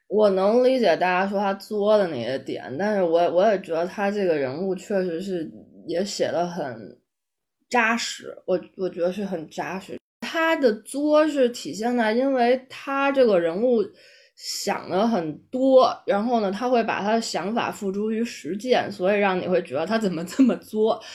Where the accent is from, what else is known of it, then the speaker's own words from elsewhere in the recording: China; 我们中国人有一个，有一个观念是入土为安